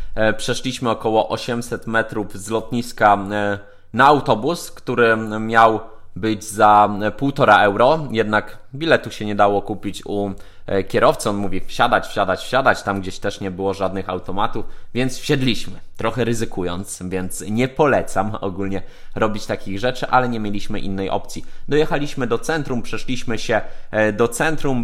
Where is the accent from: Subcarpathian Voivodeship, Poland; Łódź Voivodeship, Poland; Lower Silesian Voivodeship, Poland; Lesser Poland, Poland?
Lower Silesian Voivodeship, Poland; now in Warsaw, Poland; Ja jestem z Dolnego Śląska.